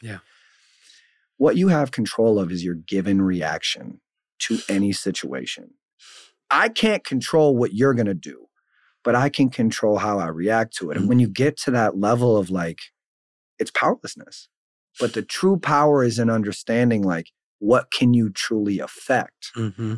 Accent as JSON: {"language": "English", "town": "Saint Paul", "region": "Minnesota", "country": "United States", "said": "I'm from St. Paul"}